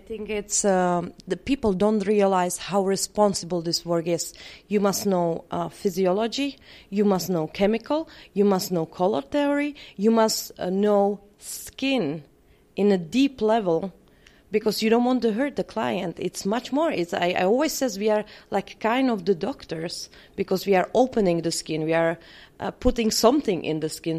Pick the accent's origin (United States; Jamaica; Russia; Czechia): Czechia; English is a second language; I come from Czech Republic.